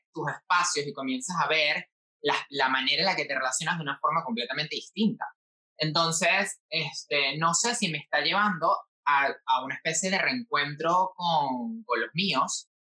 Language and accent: Spanish; Venezuela; moved away as an adult; now in Spain; yo me fui de Venezuela